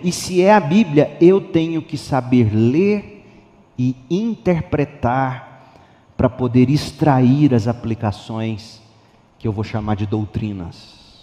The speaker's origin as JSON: {"language": "Portuguese", "country": "Brazil", "said": "Eu não sou hebreu, sou brasileiro"}